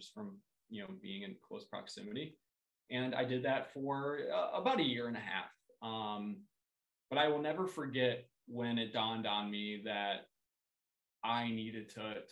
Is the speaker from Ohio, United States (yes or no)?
yes; Columbus, Ohio, United States; moved away as an adult; now in St. Paul, United States; where I grew up in Columbus, Ohio, sober living was not a thing